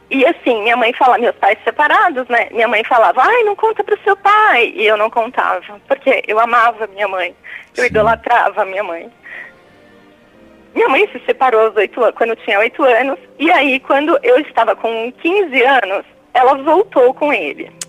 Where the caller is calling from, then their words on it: São Paulo, Brazil; Eu falo de São Paulo, Padre, capital.